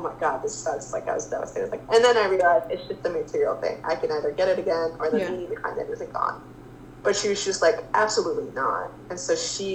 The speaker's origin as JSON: {"language": "English", "country": "United States", "tie": "born or raised there", "said": "growing up in the States, growing up in a westernized country"}